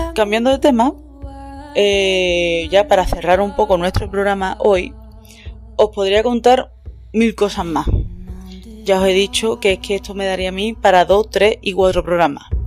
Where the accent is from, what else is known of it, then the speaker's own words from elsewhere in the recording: Andalusia, Spain; moved away; also born or lived in Scotland; yo que vengo del sur de España